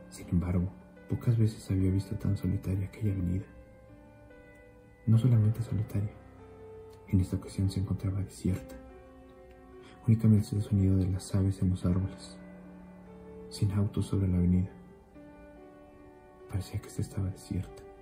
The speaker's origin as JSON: {"language": "Spanish", "region": "Mexico City", "country": "Mexico", "said": "soy de la Ciudad de México."}